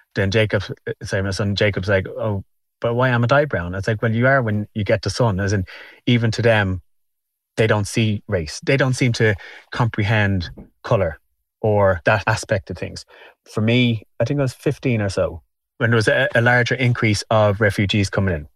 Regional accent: Dublin, Leinster, Ireland; I'm from Walkinstown. I was born here.

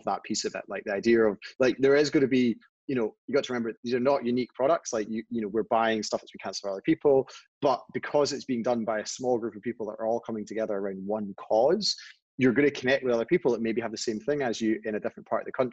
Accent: Scotland, United Kingdom; we're Scottish

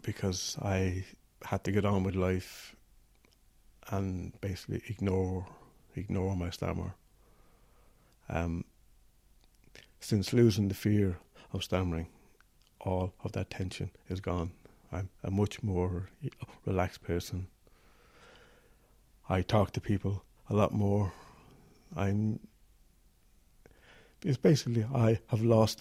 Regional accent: County Meath, Leinster, Ireland; I'm from County Meath.

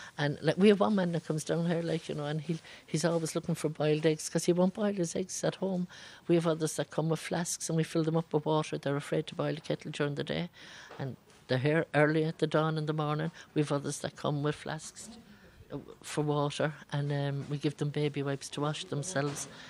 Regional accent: Brazil; English is a second language; now in Cork, Ireland; I'm from Brazil

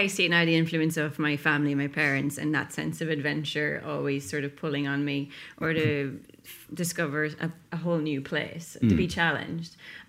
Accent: Rossnowlagh, Ulster, Ireland; Like, as you said, I grew up in Rosnaula. It's one of the best beaches to learn how to surf, and being born into surfing back then was a pretty odd thing.

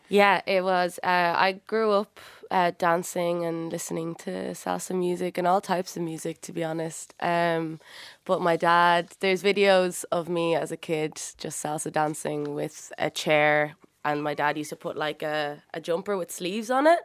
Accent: Dublin, Leinster, Ireland; both my parents are Cuban uh, and they came here uh, a long time ago and had me, but I was raised in Dublin City, North Frederick Street

